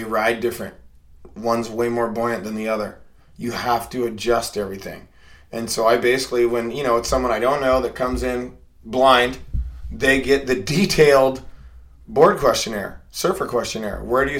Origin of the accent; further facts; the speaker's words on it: Portland, Oregon, United States; I grew up in Portland, Oregon. I am originally from Oregon, and I'm a adult learner.